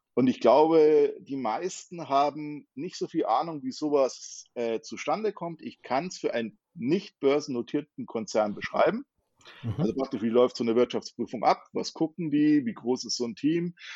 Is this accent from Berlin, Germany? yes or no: no; near Munich, Bavaria, Germany; ich komme aus der Nähe von München.